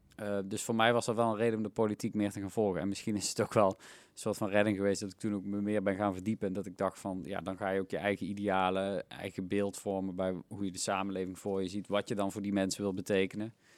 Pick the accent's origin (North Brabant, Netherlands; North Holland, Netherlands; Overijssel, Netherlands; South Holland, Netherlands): North Brabant, Netherlands; Helmond; moved away as an adult; also born or lived in Tilburg; now in Eindhoven, Netherlands; want Helmond is waar ik ben opgegroeid